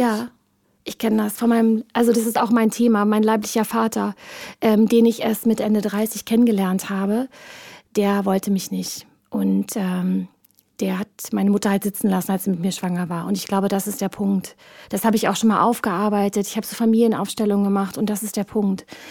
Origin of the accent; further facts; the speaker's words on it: East Germany, Germany; ich bin ein Kind des Ostens.